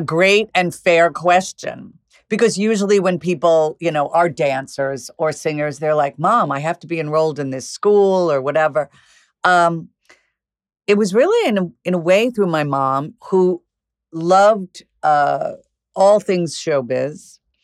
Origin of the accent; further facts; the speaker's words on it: Commack, New York, United States; also born or lived in Flushing, New York; I was born in Flushing, but I ended up basically, from four years old on, I was in Comac, Long Island